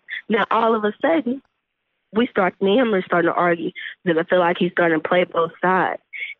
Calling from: Texas, United States; calling from Texas.

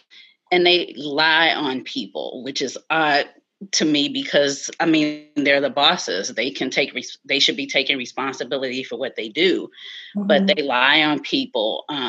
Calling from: Alexandria, Virginia, United States; I'm calling in from Alexandria, Virginia.

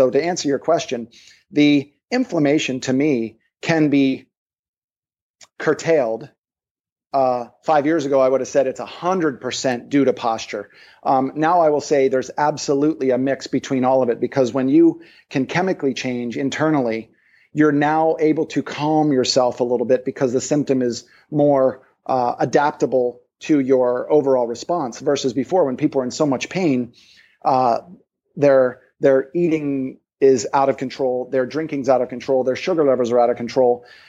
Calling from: Maui, Hawaii, United States; So for example, I'm calling you from Maui.

